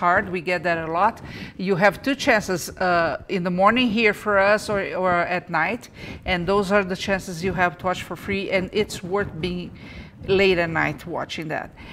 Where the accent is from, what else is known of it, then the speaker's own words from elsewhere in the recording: Brazil; moved away; I'm from Brazil